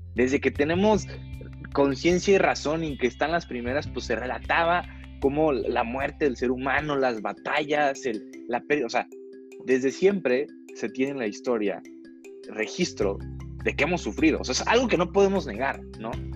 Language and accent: Spanish; Guadalajara, Jalisco, Mexico; also born or lived in Monterrey, Nuevo León; soy originario de Monterrey, Nuevo León. pero toda mi vida en Guadalajara, Jalisco